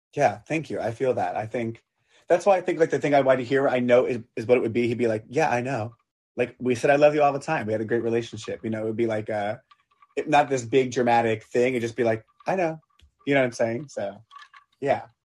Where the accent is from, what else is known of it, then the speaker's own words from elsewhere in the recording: Long Island, New York, United States; I grew up on Long Island, so I grew up kind of on the water